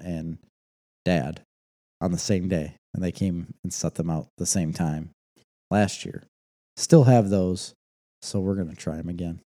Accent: United States; I'm American.

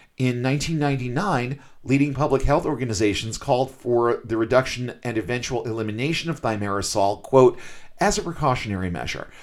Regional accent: Massachusetts, United States; I'm from Massachusetts

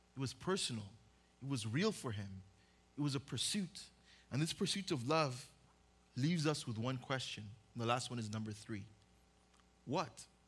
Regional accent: Uganda; also born or lived in Oxnard, California, United States; now in Westlake, United States; I was born in Oxnard, grew up in Uganda.

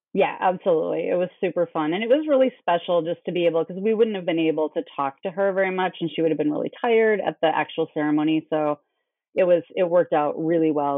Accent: Minnesota, United States; I came from Minnesota

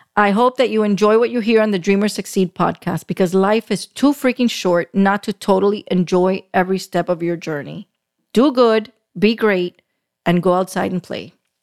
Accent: Miami, Florida, United States; I was born and raised in Miami, still live in South Florida

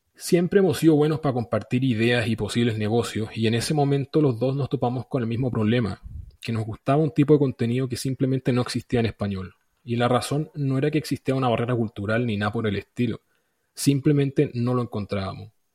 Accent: Chile; soy chileno

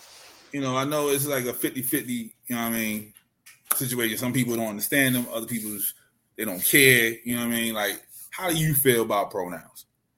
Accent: Maryland, United States; Yeah, we had those in Maryland.

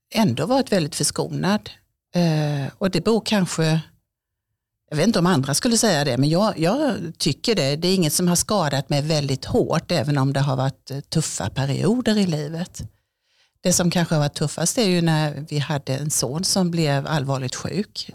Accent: southern Småland, Kronoberg County, Sweden; moved away as an adult; now in Örebro, Sweden; Jag är född i södra Småland, i Vilhelm Moberg trakter, så det är jättesmå åkrar och massor med stenmurar överallt

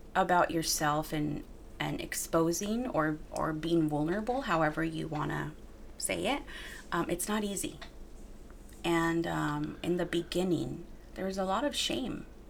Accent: Wilmington, California, United States; my hometown, Wilmington, my upbringing

